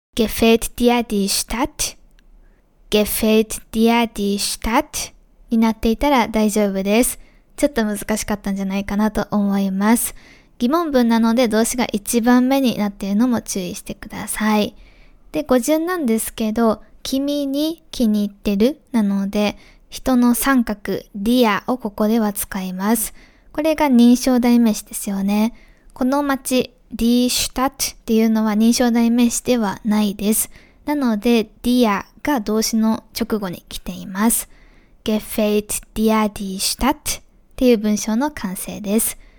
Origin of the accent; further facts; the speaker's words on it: Japan; first language Japanese; 私のように日本語を母語として生まれ育って大人になってから外国語としてドイツ語を習得した